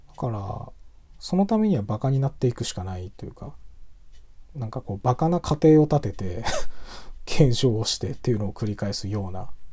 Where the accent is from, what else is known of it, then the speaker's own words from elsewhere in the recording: Tohoku, Japan; 東北人として